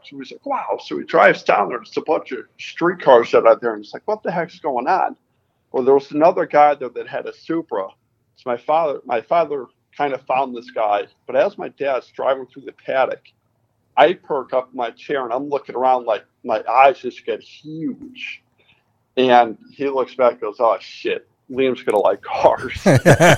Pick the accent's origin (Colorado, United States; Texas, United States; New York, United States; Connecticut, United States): Connecticut, United States; I grew up in Connecticut